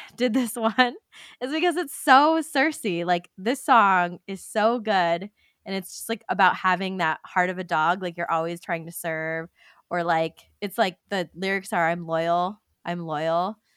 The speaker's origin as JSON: {"language": "English", "region": "California", "country": "United States", "said": "we're from California"}